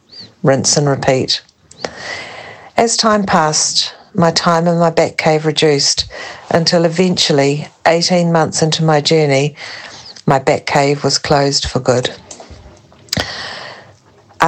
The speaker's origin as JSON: {"language": "English", "country": "New Zealand", "moved": "yes", "lives_now": "France", "said": "I'm from New Zealand, but currently living in France"}